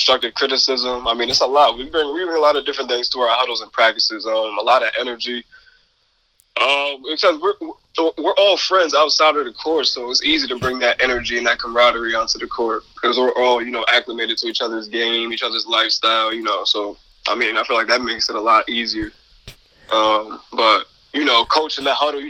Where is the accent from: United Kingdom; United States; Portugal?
United States; Albany, New York; I'm from Albany